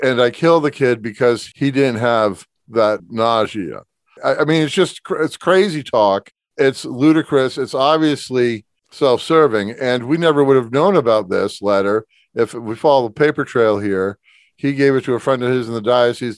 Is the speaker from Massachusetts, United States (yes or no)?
yes; Springfield, Massachusetts, United States; I grew up on Lake Lorraine